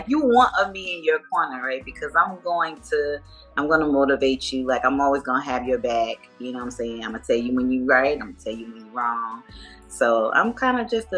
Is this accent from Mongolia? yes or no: no; Jersey City, New Jersey, United States; also born or lived in Atlanta area, Georgia; now in Atlanta, United States; I'm from Jersey City, New Jersey